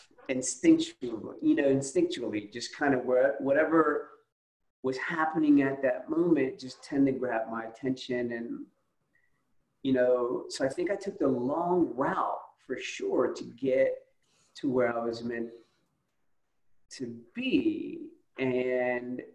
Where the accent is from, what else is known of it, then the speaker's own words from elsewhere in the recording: Camden, New Jersey, United States; moved away as an adult; now in Atlanta, United States; I was actually born and raised in Camden, New Jersey